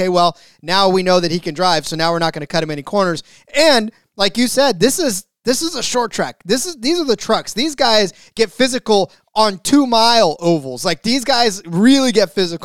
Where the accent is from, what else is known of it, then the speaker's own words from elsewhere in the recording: California, United States; my home state of California